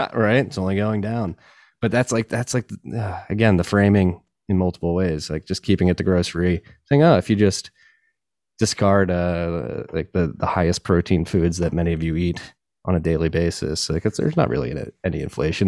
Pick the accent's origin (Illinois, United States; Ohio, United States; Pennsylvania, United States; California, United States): Pennsylvania, United States; my home state as well